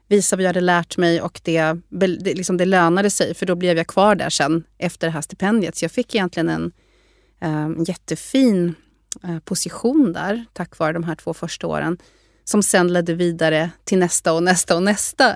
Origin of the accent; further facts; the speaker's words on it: Sweden; moved away as an adult; also born or lived in Harvard, United States; jag kom ifrån Sverige